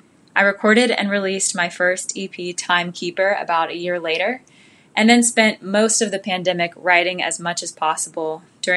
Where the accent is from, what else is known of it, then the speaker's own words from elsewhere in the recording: Knoxville, Tennessee, United States; now in New York City, United States; I'm a country singer-songwriter based out of New York City. I'm originally from Knoxville, Tennessee, so I grew up going over to Nashville and was inspired by all of the country music in the area